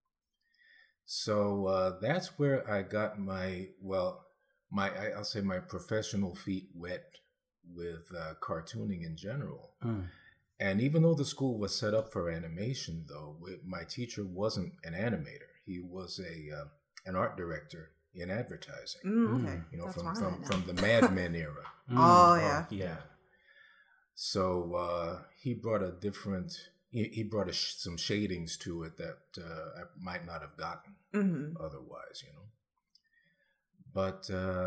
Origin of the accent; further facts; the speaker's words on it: New York, United States; moved away; I'm from New York originally